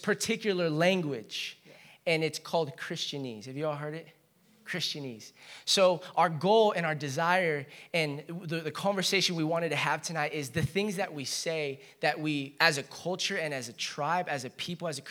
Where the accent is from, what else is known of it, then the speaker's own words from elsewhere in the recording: Chino, California, United States; I grew up in Chino.